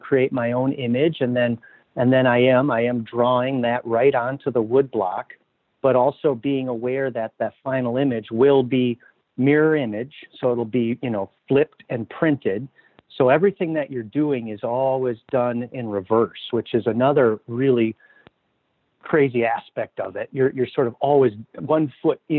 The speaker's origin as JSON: {"language": "English", "town": "Minneapolis", "region": "Minnesota", "country": "United States", "tie": "born or raised there", "also_born_or_lived": "Southwest Wisconsin", "lives_now": "Duluth, United States", "said": "I grew up in Minneapolis"}